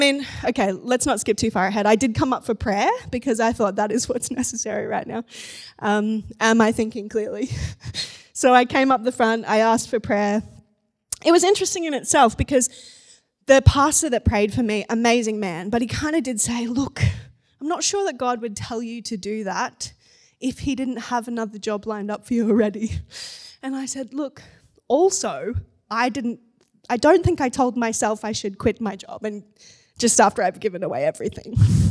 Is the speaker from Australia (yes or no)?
yes; Gold Coast, Queensland, Australia; So the church I grew up in on the Gold Coast, I became a youth leader.